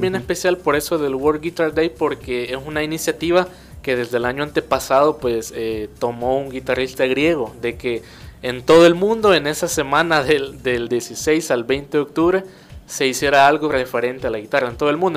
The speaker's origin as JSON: {"language": "Spanish", "country": "El Salvador", "said": "de Tuxtepeque, yo soy de Tuxtepeque"}